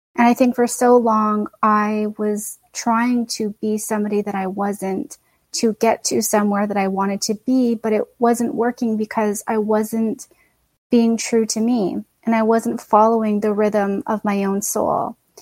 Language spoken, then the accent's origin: English; Canada; I'm Canadian born and raised.